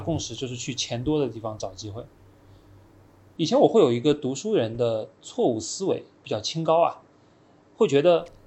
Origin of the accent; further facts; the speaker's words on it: China; 就很相信我们中国人也能做出，呃，不比外国人差的东西